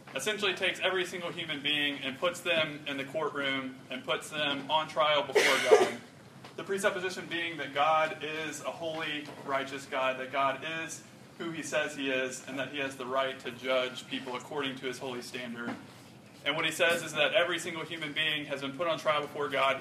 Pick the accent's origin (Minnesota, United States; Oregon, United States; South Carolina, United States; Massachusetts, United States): South Carolina, United States; Rock Hill; I grew up in Rock Hill. It's about an hour north of here.